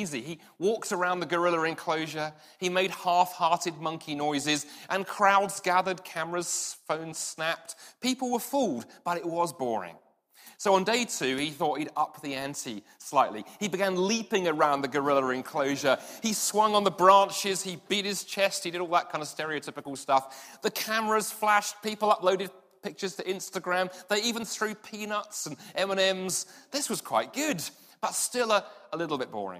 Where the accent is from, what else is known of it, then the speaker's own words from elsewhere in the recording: London, United Kingdom; moved away; I grew up in London, and the part of London I grew up